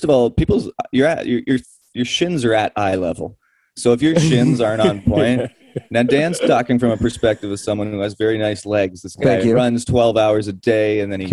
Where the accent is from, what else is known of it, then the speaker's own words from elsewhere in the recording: Toronto, Ontario, Canada; we're in Victoria right now, but I'm from East Toronto